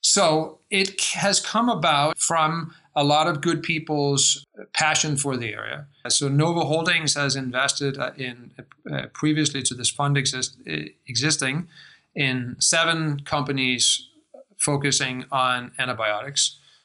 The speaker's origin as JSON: {"language": "English", "country": "Denmark", "tie": "born or raised there", "also_born_or_lived": "United States", "accent": "American", "second_language": "English", "moved": "as an adult", "said": "You can probably tell from my accent that I spend a lot of time in the United States. I grew up in Denmark on a farm, not terribly far from here, with horses and chickens, and then went to the States for college"}